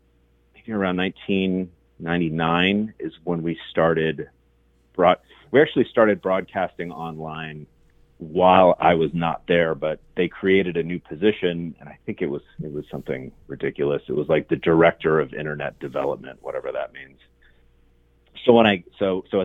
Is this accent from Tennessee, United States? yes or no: no; Englewood, Ohio, United States; I grew up in Englewood, north of Dayton